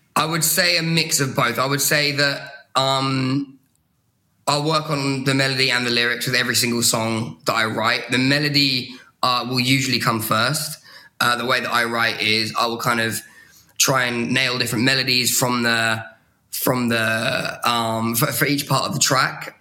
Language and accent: English; Brighton, South East England, United Kingdom; moved away as an adult; now in London, United Kingdom; fresh out of Brighton, my, my hometown in the UK